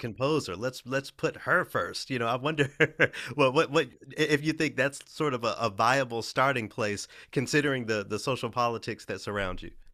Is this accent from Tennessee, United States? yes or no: yes; Memphis, Tennessee, United States; I'm from Memphis, you know, I'm a, a majority black city